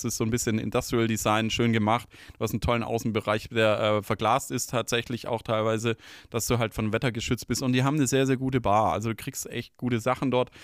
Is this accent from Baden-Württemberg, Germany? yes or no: yes; Stuttgart, Baden-Württemberg, Germany; Liebe meine Heimatstadt